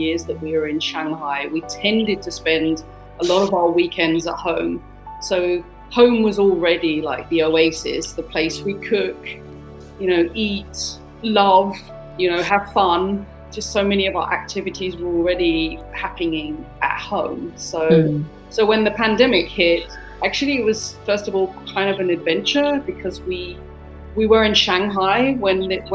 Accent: United Kingdom; moved away as an adult; also born or lived in Germany / China; I'm British, but I've been out of my home country since about

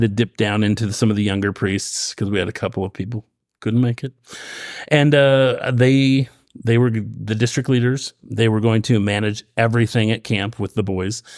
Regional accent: Roseburg, Oregon, United States; When I grew up in Roseburg, um, the stake there, every summer I was a young man

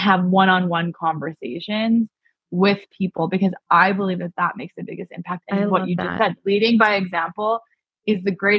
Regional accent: Iran; I was raised as a Baha'i. We're from Iran. They were killing people that were Baha'i.

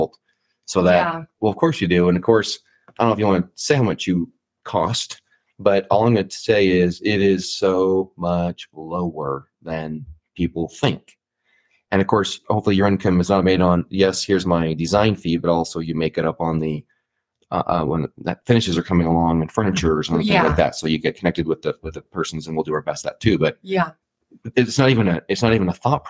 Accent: the Valley, Utah, United States; we're all from the Valley

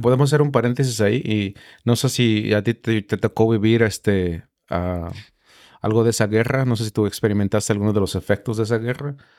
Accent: Mexico; now in United States; yo soy mexicano

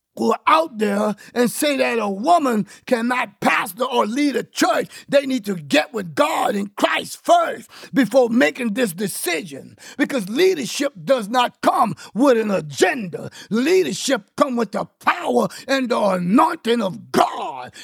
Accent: Louisiana, United States; I'm from Louisiana

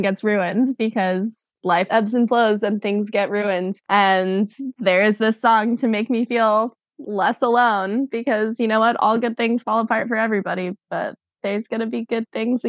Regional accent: United States; moved away as an adult; I am living in a whole other country, I feel American all of the time

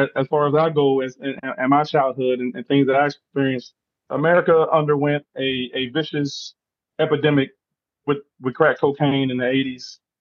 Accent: Charleston, West Virginia, United States; me being raised in Charleston, West Virginia, you know, little old West Virginia, everyone writes it off as backwood country bunking West Virginia, but I lived there. I was raised there. That's my home state. That's my home city

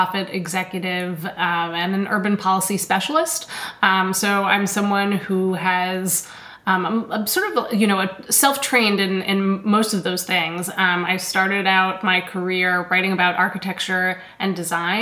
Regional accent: New York City, New York, United States; also born or lived in Philadelphia; I grew up in Manhattan, and so I lived in, a 43-story apartment building

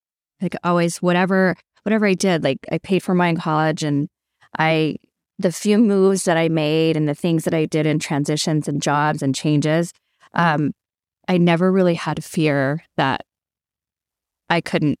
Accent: Las Cruces, New Mexico, United States; So I was born and raised in Las Cruces, New Mexico. It's, Southwest and a melting pot of lots of different cultures.

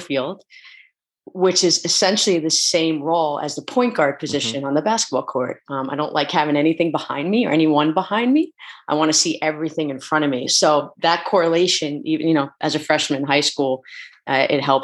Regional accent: Pelham, New York, United States; moved away as an adult; also born or lived in Philadelphia / Hanover, New Hampshire; I'm an East Coast kid, originally from Pelham, New York

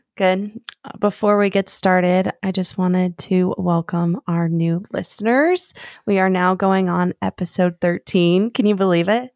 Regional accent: Arizona, United States; I was born and raised in Arizona

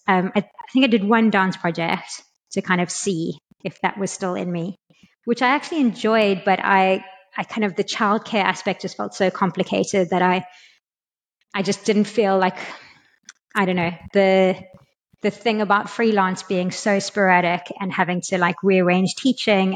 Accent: South Africa; also born or lived in London, United Kingdom; now in Lisbon, Portugal; I'm from South Africa originally

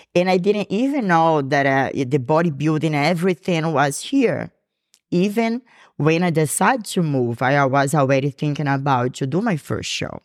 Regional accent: Brazil; English is a second language; moved away as an adult; now in Georgia, United States; I'm from Brazil

